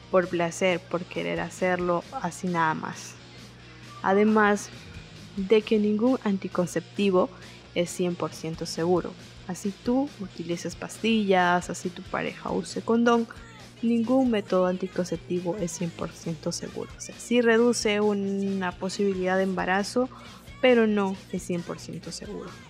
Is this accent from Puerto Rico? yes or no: no; Peru; soy estudiante, soy activista en derechos sexuales y reproductivos, soy peruana, tengo 23 añitos